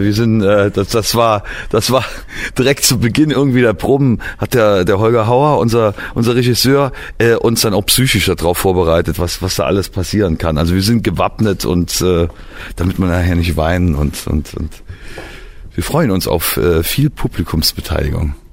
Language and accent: German; Trier, Rhineland-Palatinate, Germany; Ich komme aus Trier